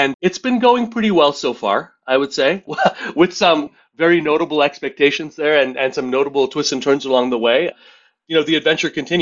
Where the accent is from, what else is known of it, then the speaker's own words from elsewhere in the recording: Montreal, Quebec, Canada; grew up in Montreal in a pretty dysfunctional Indian family.